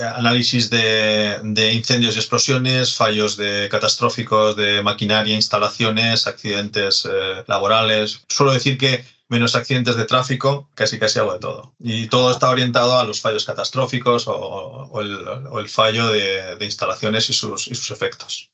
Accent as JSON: {"language": "Spanish", "town": "Santurtzi", "region": "Basque Country", "country": "Spain", "said": "yo eh, soy de Santurchi, es, un, es pueblecito que está al lado de, Bilbao"}